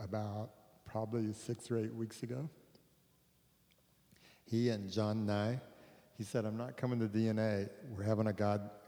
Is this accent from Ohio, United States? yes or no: no; Texas, United States; I'm from Texas